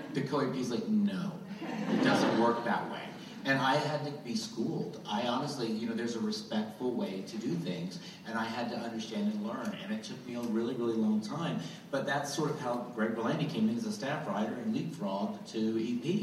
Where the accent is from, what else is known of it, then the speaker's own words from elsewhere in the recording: Goose Creek, North Carolina, United States; I was sort of the poor kid that grew up on the wrong side of the creek. That, I'm from Goose Creek, North Carolina